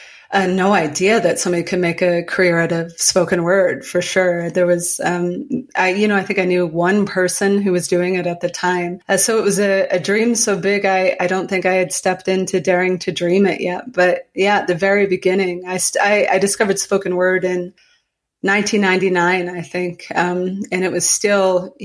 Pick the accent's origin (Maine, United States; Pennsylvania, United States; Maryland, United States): Maine, United States; Calais; now in Colorado, United States; I grew up in Calais, Maine